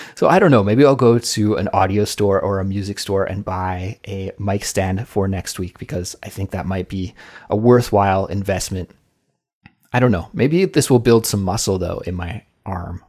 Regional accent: Kelowna, British Columbia, Canada; moved away as an adult; now in South Korea; my hometown and my region of Canada. I come from the west coast of Canada, the province of British Columbia. And during the winter in my hometown, Kelowna

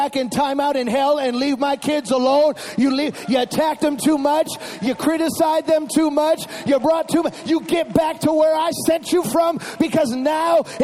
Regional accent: Chicago, Illinois, United States; I was raised in Chicago.

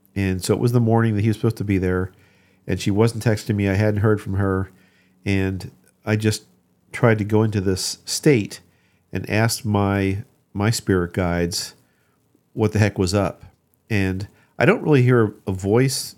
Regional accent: Ocean City, New Jersey, United States; I grew up in Ocean City, New Jersey

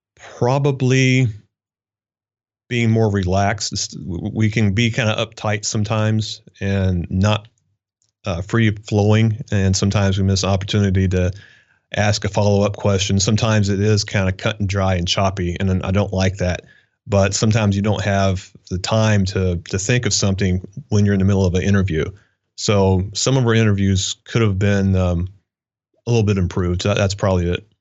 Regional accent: Kentucky, United States; moved away as an adult; I was raised in Kentucky, okay? Small town

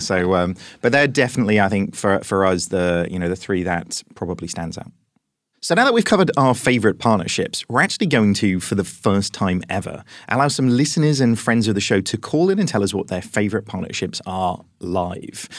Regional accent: United Kingdom; as British people

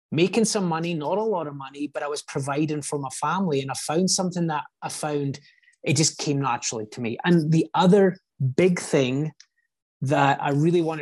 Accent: Scotland, United Kingdom; now in United States; I just like I grew up in Scotland. It's not like some third world country

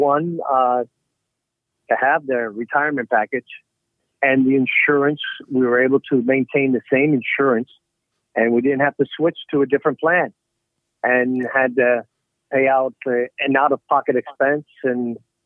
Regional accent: New York, United States; now in Florida, United States; I'm originally from New York. I'm a transplanted New Yorker

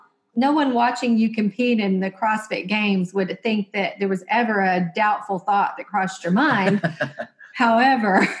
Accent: Texas, United States; we grew up here in Texas

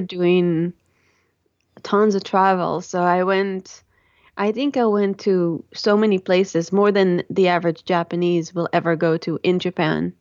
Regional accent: Tel Aviv, Tel Aviv District, Israel; I grew up, um, in the Holy Land of Israel and in the Sin City of Tel Aviv

